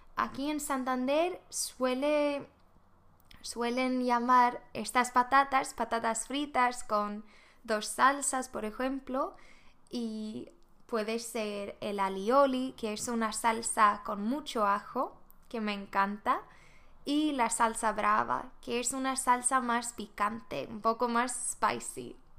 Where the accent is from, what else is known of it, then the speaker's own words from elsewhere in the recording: Sweden; Spanish is a second language; moved away as an adult; now in Spain; soy de Suecia